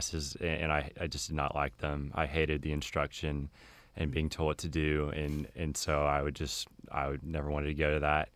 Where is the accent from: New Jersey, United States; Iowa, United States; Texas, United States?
Texas, United States; Keller; I'm from Keller, which is near Fort Worth. And I grew up there pretty much my entire life